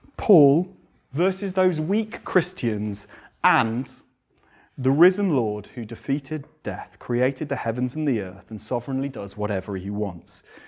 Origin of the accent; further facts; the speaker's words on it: England, United Kingdom; we're English. I quite like being English in reserve, but we're so English